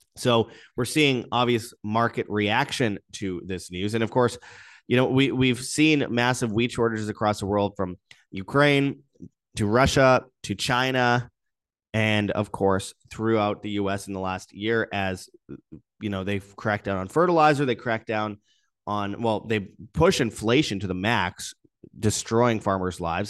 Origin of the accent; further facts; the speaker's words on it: Winnipeg, Manitoba, Canada; my hometown of Winnipeg